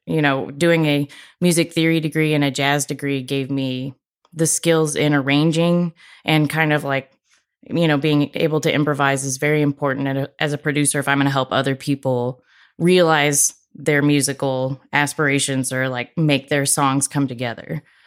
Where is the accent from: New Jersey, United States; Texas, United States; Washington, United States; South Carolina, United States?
Texas, United States; Corpus Christi; I grew up in Corpus, so it was m, more like brush